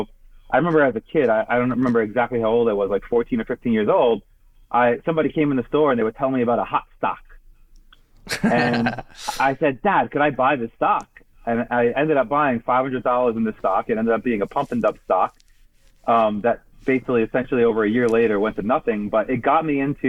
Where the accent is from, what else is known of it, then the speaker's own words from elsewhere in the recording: Brooklyn, New York, United States; moved away as an adult; I grew up in Brooklyn, as you're talking about, and my family has a grocery store there